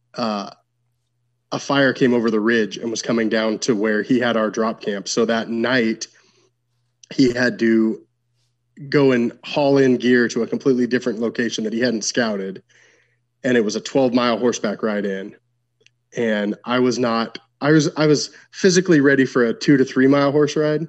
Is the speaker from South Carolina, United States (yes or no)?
no; Washington, United States; I'm from Washington State.